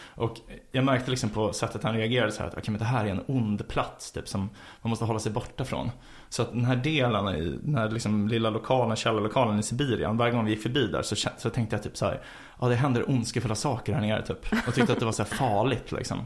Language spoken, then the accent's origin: Swedish; Stockholm, Stockholm County, Sweden; jag växte upp på Frejgatan